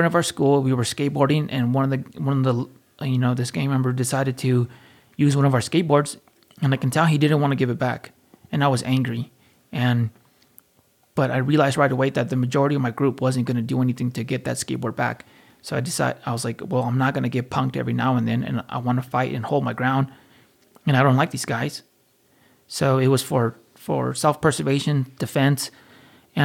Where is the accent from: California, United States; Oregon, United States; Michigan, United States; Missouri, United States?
California, United States; Fountain Valley; I was born and raised in Fountain Valley, California